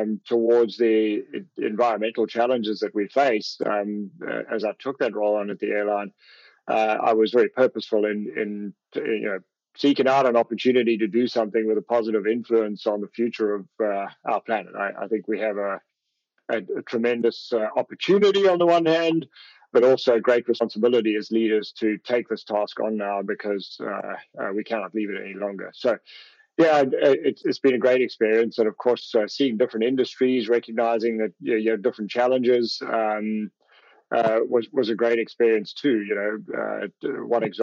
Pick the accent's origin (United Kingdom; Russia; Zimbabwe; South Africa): South Africa; moved away as an adult; also born or lived in Europe / Canada; now in United States; I come from South Africa